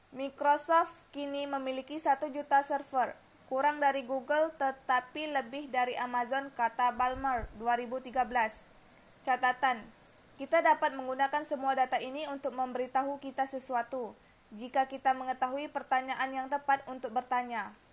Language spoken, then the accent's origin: Indonesian; Siak, Riau, Indonesia; now in Moro, Indonesia; Tempat tanggal lahir Siak 10 September 2002